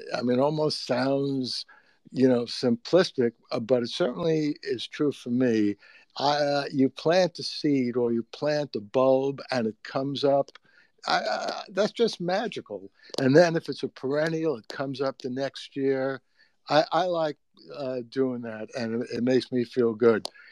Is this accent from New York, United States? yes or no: yes; New York City, New York, United States; I grew up in the Bronx